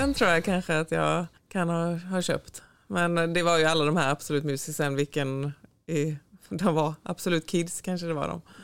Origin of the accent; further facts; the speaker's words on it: Sävedalen, Västra Götaland, Sweden; moved away as an adult; also born or lived in Floda / Gothenburg; jag föddes här på Östra sjukhuset och så bodde vi i Sävedalen, eh, Partille i början och sen så blev det en liten tut i Floda tre år när skolan började och sen så flyttade vi tillbaka till Sävedalen